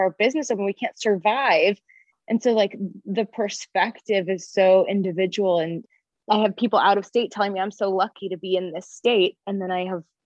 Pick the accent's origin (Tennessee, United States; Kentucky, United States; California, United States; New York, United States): California, United States; there are so many large areas of California that are very agricultural and very rural. And my hometown is one of those places.